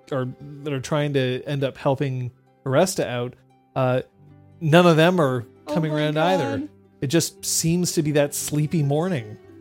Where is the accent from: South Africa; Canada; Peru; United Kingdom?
Canada; first language English